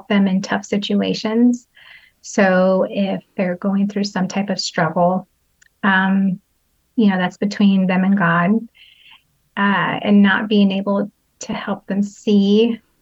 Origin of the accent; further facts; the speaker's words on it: San Jose, California, United States; I'm from San Jose, California